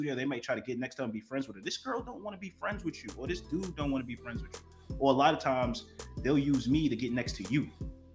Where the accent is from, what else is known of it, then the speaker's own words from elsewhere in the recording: New York, United States; also born or lived in Miami; now in Los Angeles, United States; I'm from New York, you know, but I live in LA and Miami.